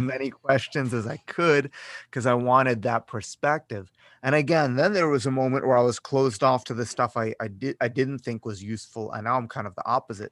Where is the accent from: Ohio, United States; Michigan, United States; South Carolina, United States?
Ohio, United States; Cleveland; moved away as an adult; now in Las Vegas, United States; I grew up in Cleveland, Ohio